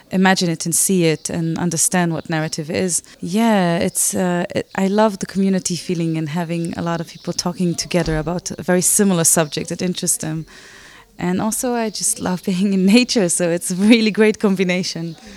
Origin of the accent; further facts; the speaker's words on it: Slovenia; I'm from Slovenia. I live in Ljubljana